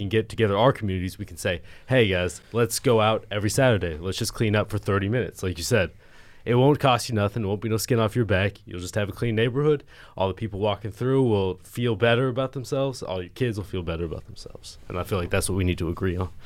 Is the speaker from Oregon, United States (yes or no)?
yes; Eugene, Oregon, United States; moved away as an adult; now in Philadelphia, United States; couldn't tell by my accent, I'm from Eugene, Oregon